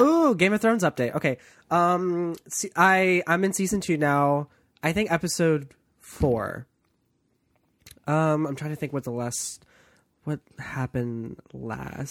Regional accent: East Coast, United States; I'm from the East Coast

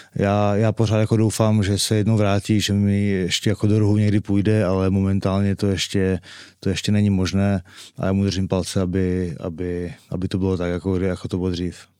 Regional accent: Czechia; od čtvrtfinále jsem jediný Čech v, v Team Sport Game Changeru

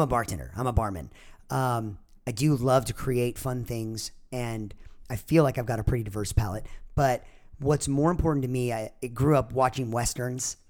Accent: Orange County, California, United States; growing up in Orange County

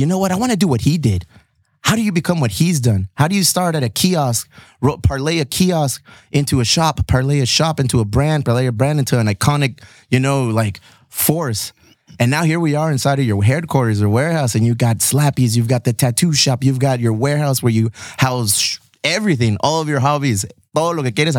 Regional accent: San Diego, California, United States; we're from San Diego

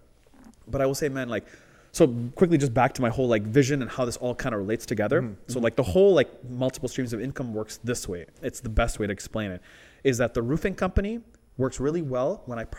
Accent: Canada; as a Canadian

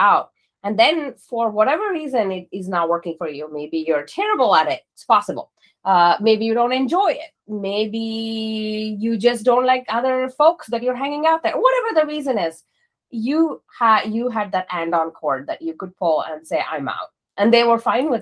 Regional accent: Mysore, Karnataka, India; moved away; I was born in this little town called Mysore, in the southern part of India.

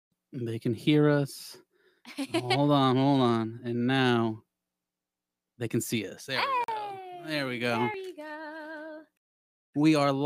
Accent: Houston, Texas, United States; I'm Houston, Texas.

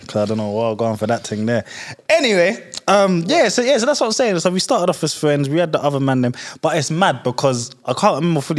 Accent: London, United Kingdom; I grew up in Gypsy Hill. Just off Crystal Palace.

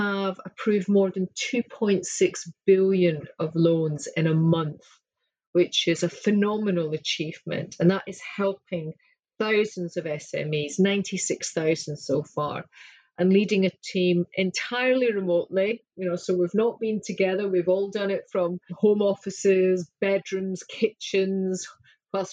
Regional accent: Scotland, United Kingdom; I'm Scottish

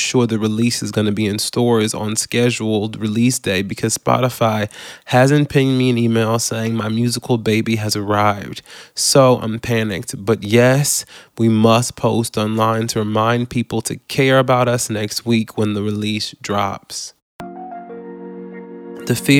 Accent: Baton Rouge, Louisiana, United States; I grew up in Baton Rouge, Louisiana, and church was a big part of my family and our culture at the time

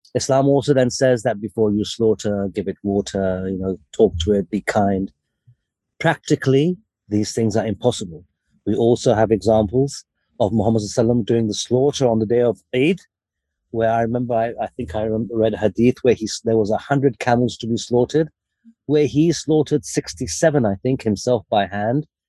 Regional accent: United Kingdom; So I was born in the UK, but my parents are from Lahore in Pakistan

